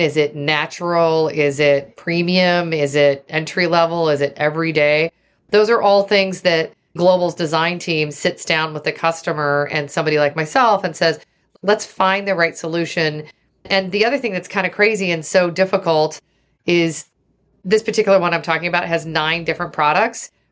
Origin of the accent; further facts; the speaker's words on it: Oregon, United States; also born or lived in Seattle; I grew up in Oregon